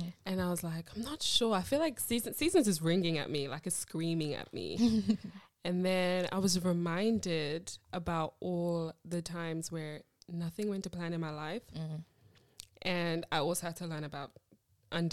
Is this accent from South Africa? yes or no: yes; South Africa; moved away; also born or lived in Malawi / Rwanda; I grew up in South Africa